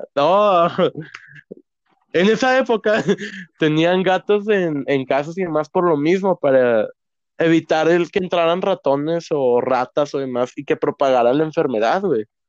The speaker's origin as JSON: {"language": "Spanish", "country": "Mexico", "said": "hablando como nosotros, mexicano con mexicano"}